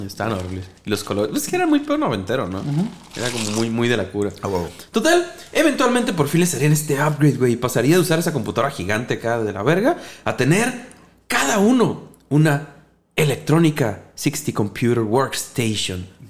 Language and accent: Spanish; Mexico; Nosotros como mexicanos